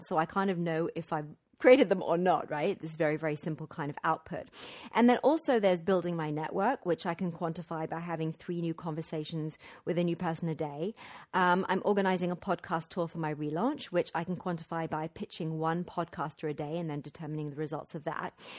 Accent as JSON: {"language": "English", "town": "Wimbledon", "region": "London", "country": "United Kingdom", "tie": "born or raised there", "also_born_or_lived": "Mexico / Guatemala", "moved": "as an adult", "said": "I am in this gorgeous, light-filled house in my hometown, Wimbledon"}